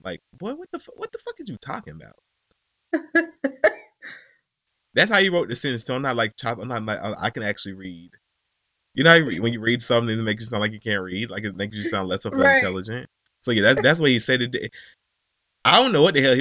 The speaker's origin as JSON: {"language": "English", "town": "Atlanta", "region": "Georgia", "country": "United States", "said": "I'm from Atlanta, bro. I'm from Georgia. Don't let the properness fool you."}